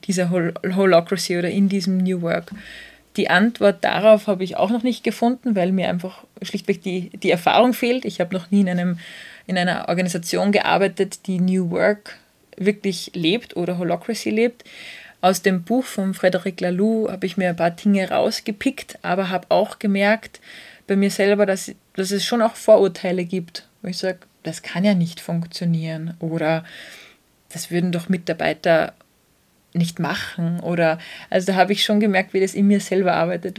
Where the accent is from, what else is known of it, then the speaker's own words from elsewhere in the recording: Austria; bei uns in Österreich